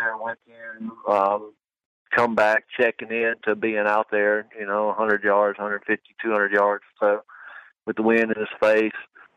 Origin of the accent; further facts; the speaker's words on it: Georgia, United States; I'm from Georgia and it's pretty thick here